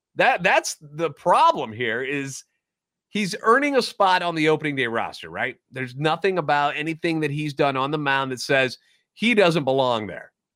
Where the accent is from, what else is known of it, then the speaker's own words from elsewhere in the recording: St. Louis, Missouri, United States; Born and raised in the Lou and a lifetime Cardinals fan